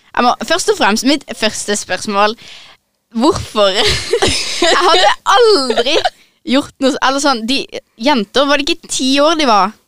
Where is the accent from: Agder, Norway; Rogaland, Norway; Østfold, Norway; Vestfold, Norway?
Agder, Norway; Søgne; jeg kommer fra Søgne. Ligger i slash rett utenfor Kristiansand